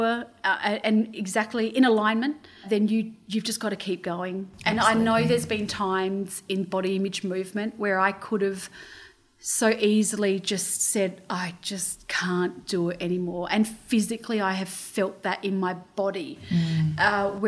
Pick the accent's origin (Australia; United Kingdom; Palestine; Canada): Australia; I'm Australian